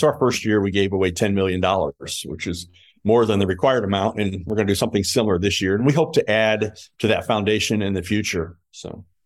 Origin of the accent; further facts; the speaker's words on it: Fort Wayne, Indiana, United States; in my hometown where all my friends and family could come see me play